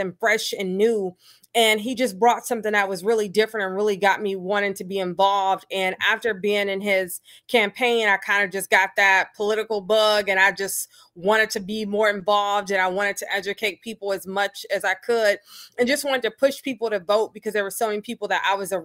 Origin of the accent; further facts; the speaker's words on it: Detroit, Michigan, United States; now in Kalamazoo, United States; growing up in Detroit